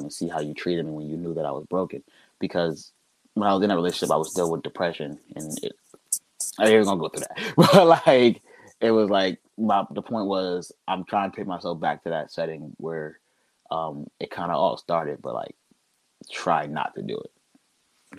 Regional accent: Trenton, New Jersey, United States; I'm from Trenton

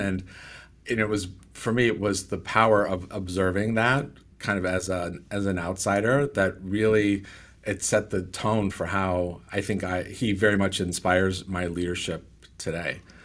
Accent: California, United States; I'm from California

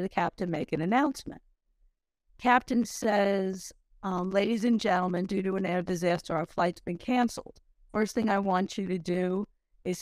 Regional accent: Long Island, New York, United States; I was raised on Long Island. I'm a true New Yorker.

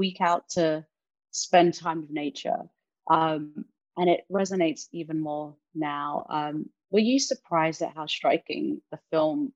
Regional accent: London, United Kingdom; now in United States; I grew up in London. I've moved out here.

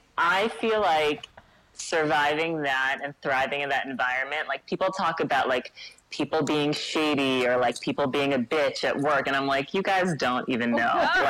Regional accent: New York City, New York, United States; also born or lived in Minneapolis / New Orleans; I grew up here in New York City.

